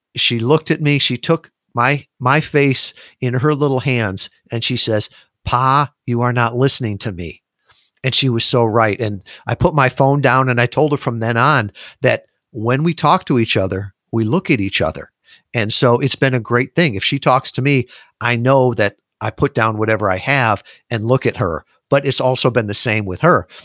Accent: Midwest, United States; moved away as an adult; I was born in the Midwest. I'd never really been more than a hundred miles from my home.

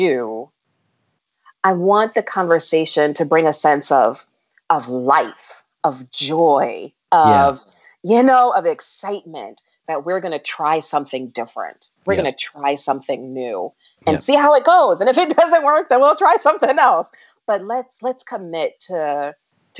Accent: United States; as an African American

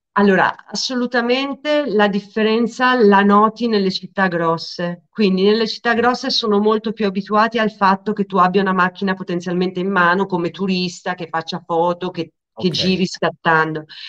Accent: Lecco, Lombardy, Italy; also born or lived in Milan; io sono di Lecco, la scuola è a Monza

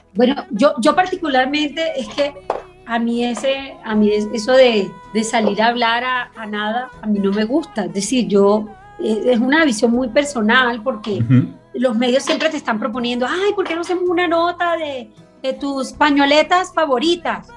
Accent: Caribbean Region, Colombia; yo me crié, bueno, en el Caribe para nosotros la comida es todo alrededor de la comida eh, y específicamente la zona de donde yo soy

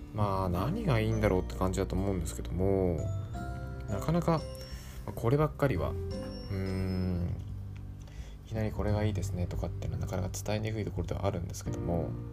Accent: Kanagawa, Japan; 僕神奈川出身

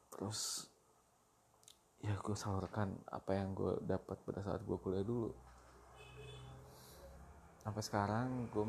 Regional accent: Bandung, West Java, Indonesia; gue lahir dan besar di Bandung gue menyelesaikan semua pendidikan gue di Bandung dari mulai TK sampai universitas semuanya di Bandung

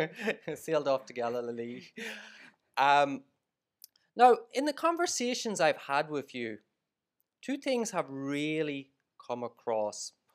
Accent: Monaghan, Ulster, Ireland; moved away as an adult; now in Vietnam; growing up in Monaghan

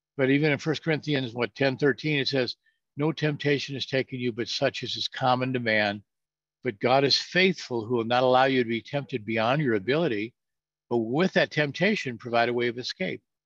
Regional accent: California, United States; moved away as an adult; also born or lived in Norfolk, Virginia; I'm from California

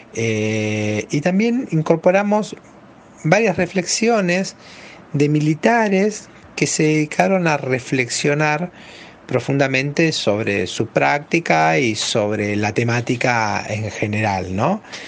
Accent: Argentina

